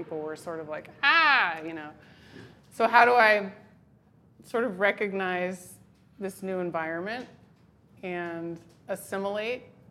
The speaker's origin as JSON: {"language": "English", "town": "Berkeley", "region": "California", "country": "United States", "tie": "born or raised there", "also_born_or_lived": "New Hampshire", "moved": "as an adult", "said": "I grew up in Berkeley"}